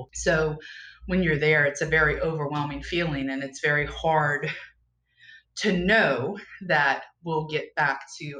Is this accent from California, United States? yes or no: no; Louisiana, United States; We are probably about 2 hours west of New Orleans. We're in what's referred to as Cajun country. I am from here originally. I don't have the accent.